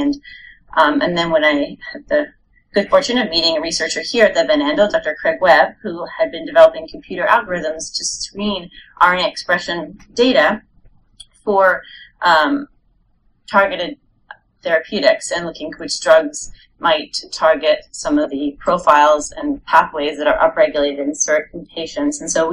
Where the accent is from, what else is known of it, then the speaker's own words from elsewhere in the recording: Montreal, Quebec, Canada; moved away as an adult; also born or lived in New York / Rhode Island; I'm originally from Montreal up in Canada